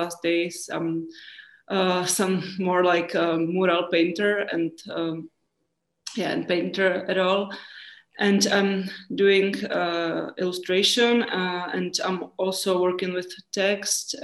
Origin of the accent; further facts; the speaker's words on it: Prague, Czechia; I'm from Czech Republic, from Prague